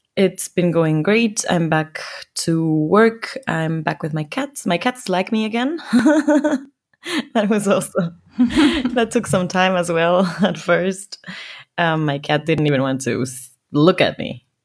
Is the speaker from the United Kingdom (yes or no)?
no; Quito, Pichincha, Ecuador; now in Dortmund, Germany; my hometown Quito